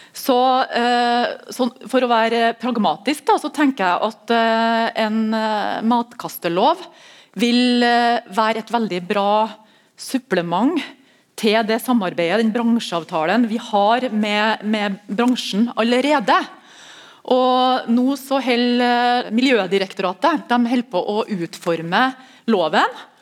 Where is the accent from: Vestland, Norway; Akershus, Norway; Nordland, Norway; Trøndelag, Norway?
Trøndelag, Norway; Melhus; jeg er fra Melhus